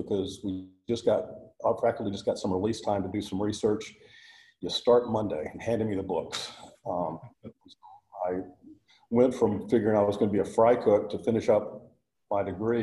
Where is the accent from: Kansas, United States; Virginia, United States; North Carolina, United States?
North Carolina, United States; moved away as an adult; also born or lived in Texas / Singapore; I was born in North Carolina